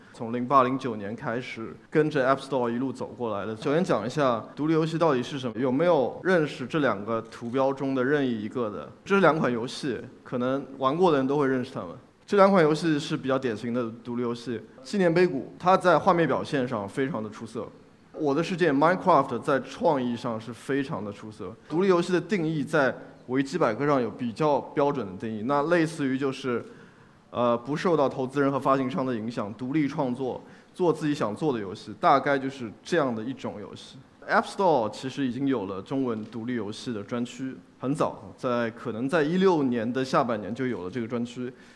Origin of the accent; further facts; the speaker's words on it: China; 作为一个中国人